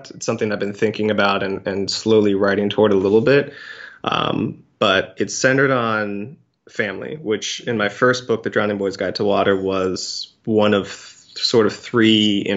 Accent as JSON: {"language": "English", "region": "California", "country": "United States", "tie": "born there", "said": "I was born in Cali. I still have family there."}